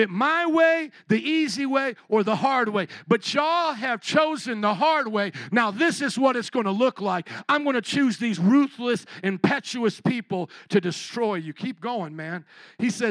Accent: Chicago, Illinois, United States; I'm from Chicago

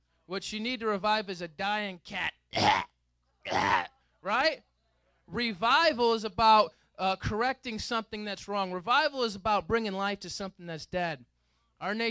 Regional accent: United States; We as Westerners, we as American Christians

